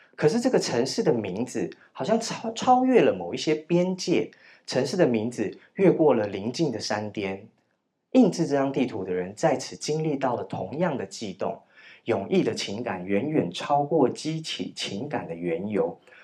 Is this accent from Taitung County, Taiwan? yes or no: yes; Chishang, Taitung County, Taiwan; moved away; 我从池上乡来，你知道我们乡下没有人家叫什么夜公馆，什么某某公馆，某某峪，某某府这样子